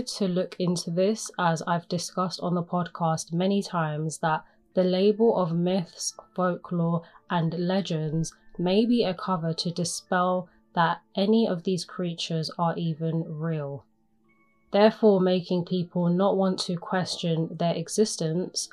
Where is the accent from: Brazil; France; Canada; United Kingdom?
United Kingdom; England; I am from England